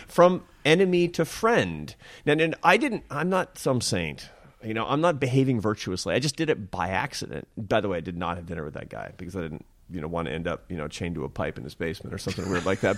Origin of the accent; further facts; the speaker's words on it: Seattle, Washington, United States; I'm from Seattle and my mother was an artist.